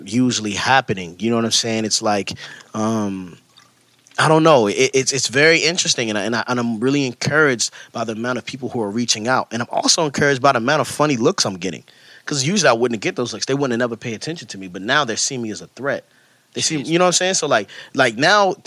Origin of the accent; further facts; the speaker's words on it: United States; I'm an American